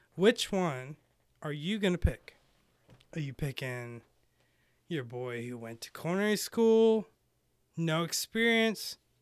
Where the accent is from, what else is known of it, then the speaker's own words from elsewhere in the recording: United States; also born or lived in Lake Tahoe (born); I grew up in Carolina.